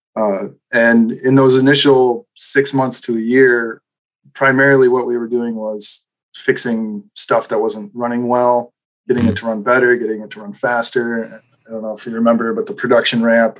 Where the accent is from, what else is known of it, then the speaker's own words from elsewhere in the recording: Midwest, United States; also born or lived in Wisconsin / Green Bay; I'm from Midwest